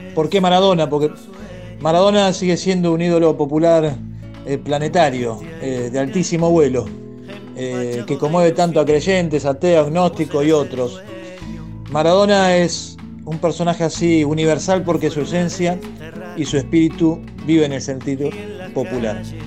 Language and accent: Spanish; La Plata, Buenos Aires Province, Argentina; Mi tío era platense, somos todos de La Plata